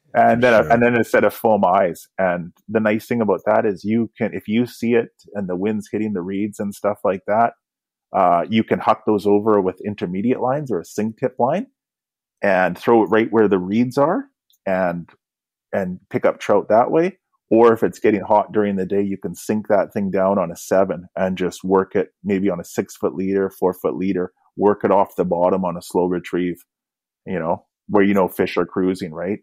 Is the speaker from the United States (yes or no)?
no; Kamloops, British Columbia, Canada; now in Vancouver, Canada; growing up in Kamloops, I used to play guitar right from a young age